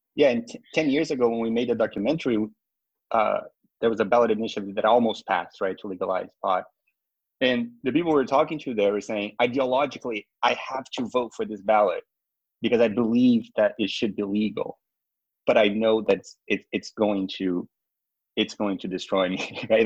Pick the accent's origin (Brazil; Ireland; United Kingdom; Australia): Brazil; now in United States; I'm not from the U.S. originally. I'm from Brazil